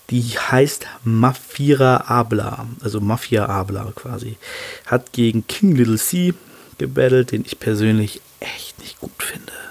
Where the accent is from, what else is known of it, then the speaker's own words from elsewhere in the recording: Hannover, Lower Saxony, Germany; aber die kommt aus Hannover, meiner Heimatstadt, ähm, und wo ich auch sende, sage ich mal.